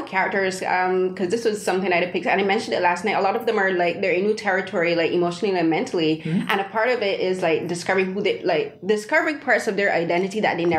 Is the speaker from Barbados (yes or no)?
yes; Barbados; because I'm an immigrant. {S1} Yeah, {S0} I'm from Barbados.